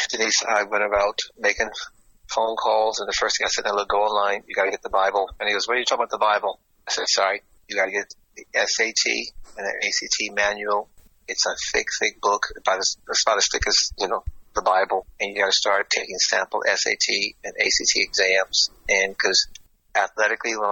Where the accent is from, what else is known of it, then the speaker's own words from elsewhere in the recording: Florida, United States; moved away; also born or lived in Ireland; I'm from Florida